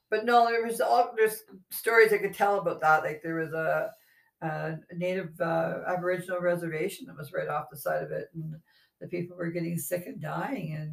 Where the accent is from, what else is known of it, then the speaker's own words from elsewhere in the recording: Canada; We're from Canada